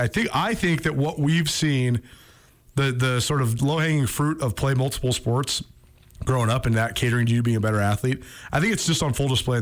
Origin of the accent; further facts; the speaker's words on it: Missoula, Montana, United States; ever since we were kids growing up in Missoula.